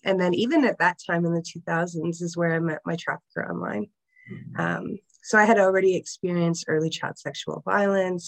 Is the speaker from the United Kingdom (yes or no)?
no; Niagara Region, Ontario, Canada; we grew up outside of Niagara region